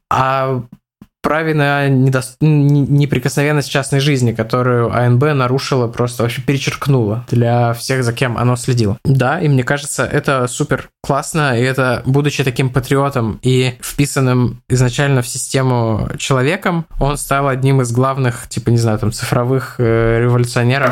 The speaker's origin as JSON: {"language": "Russian", "country": "Russia", "said": "я из России"}